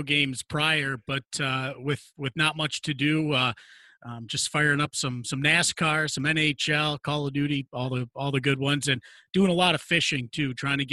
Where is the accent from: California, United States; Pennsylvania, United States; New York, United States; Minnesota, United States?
New York, United States; Binghamton; moved away as an adult; also born or lived in Oswego, New York / Corpus Christi, Texas; I'm actually from Binghamton, and when the affiliation was with the Senators, I got an internship here when I was a junior in high school